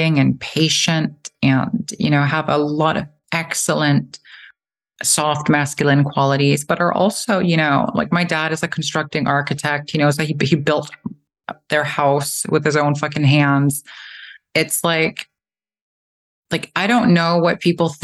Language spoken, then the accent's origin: English; Eysturoy, Faroe Islands; I grew up in the Faroe Islands